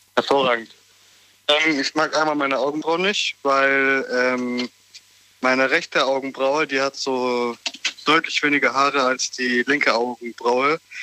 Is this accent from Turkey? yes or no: yes; Turkey; now in Germany; ich bin auch gebürtiger Türke